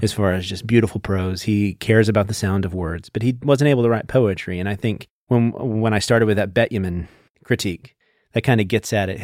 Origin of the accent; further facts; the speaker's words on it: Burleson, Texas, United States; I'm from Burleson, little s, town just south of Fort